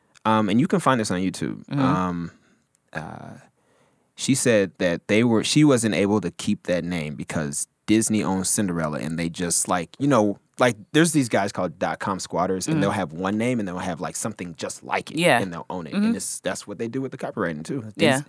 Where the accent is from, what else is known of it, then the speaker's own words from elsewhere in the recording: Nigeria; accent: Nigerian; I'm sorry. My Nigerian accent. Sorry. It comes out sometimes.